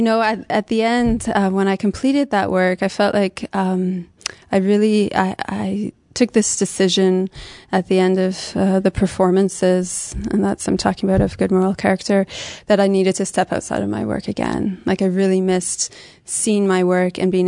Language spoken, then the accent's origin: English; London, Ontario, Canada; now in Montreal, Canada; I'm from London, Ontario. I've been in Montreal, it's 10 years now